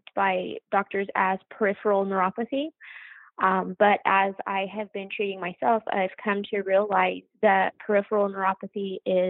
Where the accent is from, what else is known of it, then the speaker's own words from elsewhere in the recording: New Mexico, United States; I came back to my home state of New Mexico